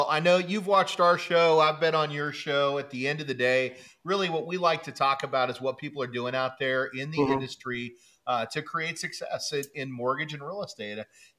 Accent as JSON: {"language": "English", "region": "Kansas", "country": "United States", "said": "I'm from Kansas originally"}